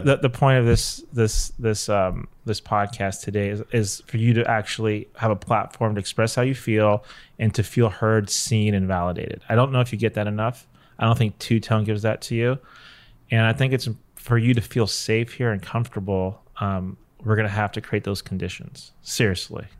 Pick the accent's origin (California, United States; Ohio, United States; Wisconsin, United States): California, United States; Los Angeles; Cliff and I are both born and raised here